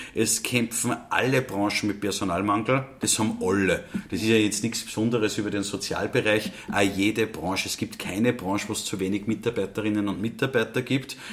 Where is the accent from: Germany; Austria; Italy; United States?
Austria; Upper Austria; bei uns in Oberösterreich